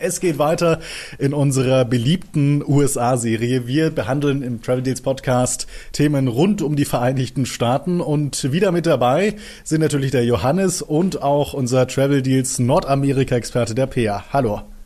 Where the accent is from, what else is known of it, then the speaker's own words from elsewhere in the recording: Germany; bei uns in Deutschland